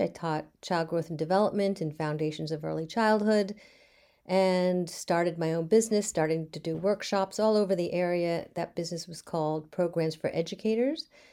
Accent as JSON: {"language": "English", "town": "Bethesda", "region": "Maryland", "country": "United States", "tie": "born or raised there", "moved": "yes", "lives_now": "Beverly, United States", "said": "I grew up in Bethesda, Maryland"}